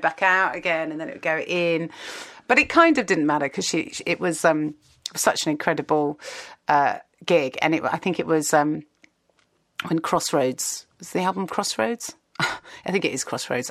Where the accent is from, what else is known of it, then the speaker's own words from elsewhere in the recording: Kingston upon Thames, London, United Kingdom; I grew up in Kingston and just outside of London